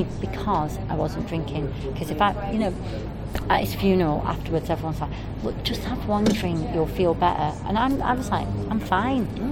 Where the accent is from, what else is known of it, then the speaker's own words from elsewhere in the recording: Manchester, North West England, United Kingdom; when I was growing up in Manchester